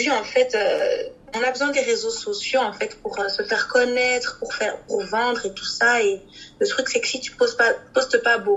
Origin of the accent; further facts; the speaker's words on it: Kinshasa, DR Congo; plus au Congo parce que je suis originaire du Congo Kinshasa